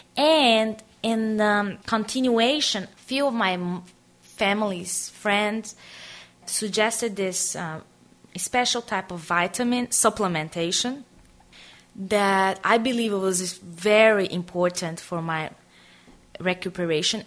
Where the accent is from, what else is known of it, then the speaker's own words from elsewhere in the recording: Aracaju, Sergipe, Brazil; moved away as an adult; also born or lived in Tanzania / South Korea; I grew up in Brazil, in a city called Aracaju, is in the northeast of Brazil